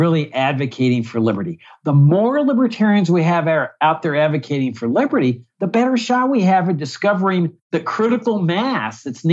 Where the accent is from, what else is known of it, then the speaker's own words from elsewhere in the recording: Laredo, Texas, United States; moved away; my hometown of Laredo, Texas